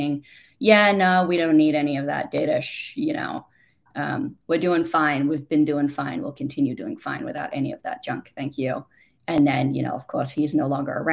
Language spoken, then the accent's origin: English; Australia; moved away; despite being Australian